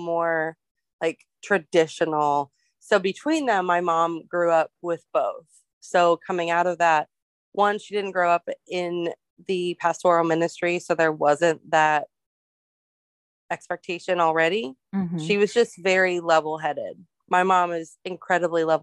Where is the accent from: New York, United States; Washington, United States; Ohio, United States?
Ohio, United States; I grew up in Ohio, and like most of my year, we moved there when I was 5